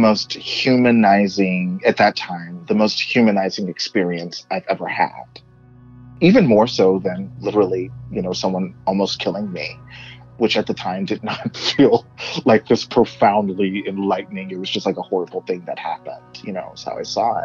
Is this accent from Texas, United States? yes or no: yes; Texas, United States; moved away; where I grew up in Texas